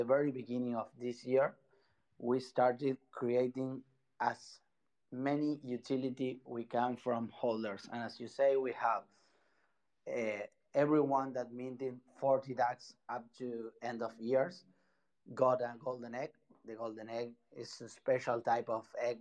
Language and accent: English; Buenos Aires, Argentina; English is a second language; Sorry if my English is not so clear. I'm from Buenos Aires, Argentina